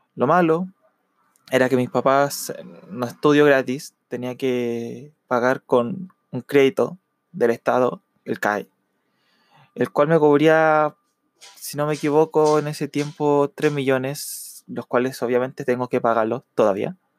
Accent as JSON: {"language": "Spanish", "country": "Chile", "said": "Yo soy de Chile"}